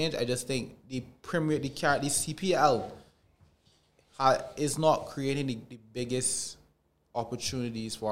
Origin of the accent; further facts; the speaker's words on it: Barbados; we're from Barbados